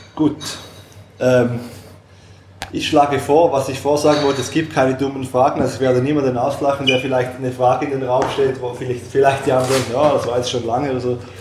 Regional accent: Switzerland; uns Schweizer

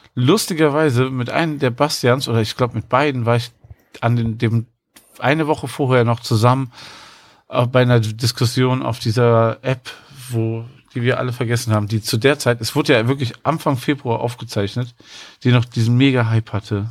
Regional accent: Cologne, North Rhine-Westphalia, Germany; als Kölner

